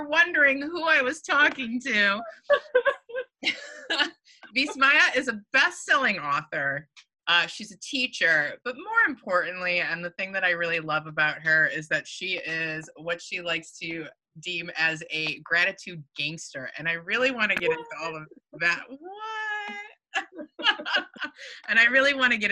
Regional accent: Michigan, United States; now in California, United States; I'm from Michigan originally

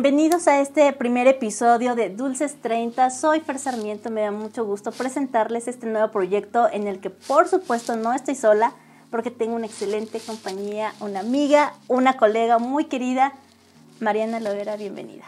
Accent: Tlaxcala, Mexico; yo sí soy de aquí de Tlaxcala, escala toda mi familia es de acá y desde toda la vida he vivido

